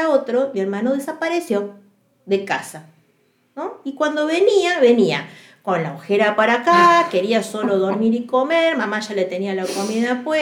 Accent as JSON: {"language": "Spanish", "region": "Córdoba", "country": "Argentina", "also_born_or_lived": "Santa Fe", "said": "y en ese transcurso nos mudamos mucho de provincias, ¿no? Yo soy de Córdoba, después fuimos a Santa Fe, después vinimos para acá."}